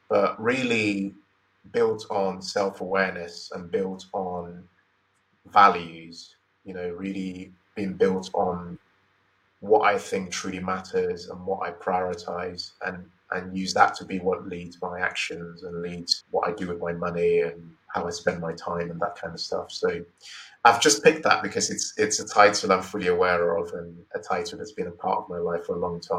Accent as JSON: {"language": "English", "country": "Nigeria", "tie": "born or raised there", "also_born_or_lived": "Imo State / Lagos State", "said": "So I I grew up in Nigeria"}